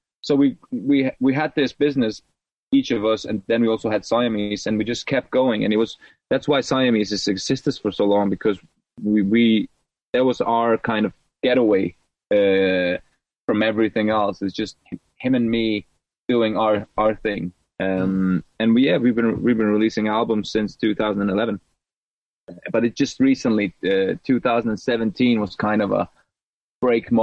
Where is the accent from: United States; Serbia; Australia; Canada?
Serbia; moved away; I'm a refugee from Serbia